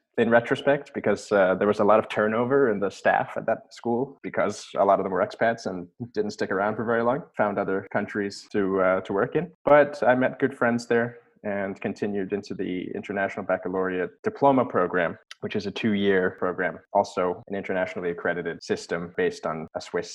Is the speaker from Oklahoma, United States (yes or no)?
no; Annapolis, Maryland, United States; moved away; also born or lived in Mozambique / Norway; I'm born in Annapolis, Maryland in 1994.